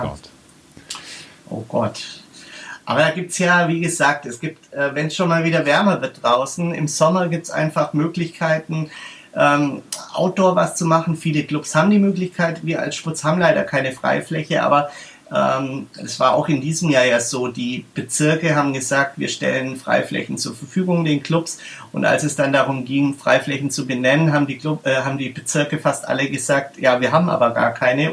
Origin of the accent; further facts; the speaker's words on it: Berlin, Germany; bei uns in Berlin